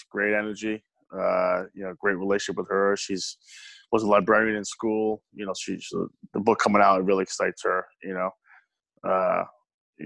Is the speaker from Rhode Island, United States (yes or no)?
yes; Cranston, Rhode Island, United States; I grew up in Rhode Island, born and raised in Cranston, Rhode Island.